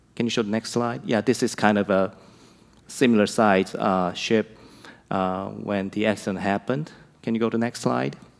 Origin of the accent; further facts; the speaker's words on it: South Korea; moved away as an adult; now in United States; This young missionary brought Easter to my home country